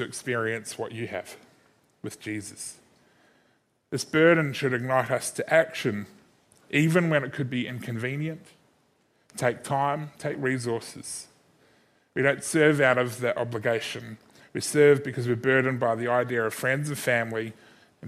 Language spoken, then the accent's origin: English; Christchurch, Canterbury, New Zealand; also born or lived in Sydney, Australia; now in Adelaide, Australia; Growing up in Christchurch in New Zealand, spending 7 years in Sydney, being surrounded by some amazing people, and then now living in Adelaide for the last 10 years